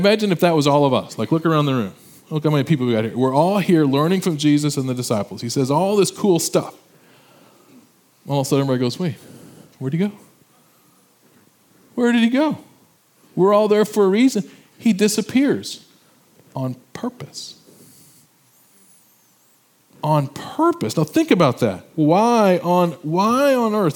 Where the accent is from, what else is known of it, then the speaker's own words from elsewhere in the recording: Illinois, United States; moved away as an adult; I'm from Illinois, I went back to my high school reunion